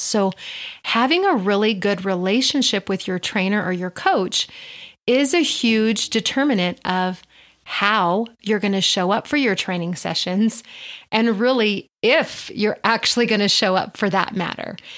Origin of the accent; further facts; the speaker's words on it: Albuquerque, New Mexico, United States; I do own a private personal training studio here in Albuquerque, my hometown